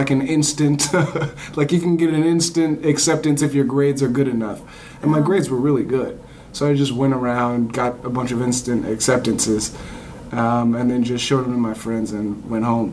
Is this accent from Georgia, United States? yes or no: no; Southern California, United States; I grew up in Southern California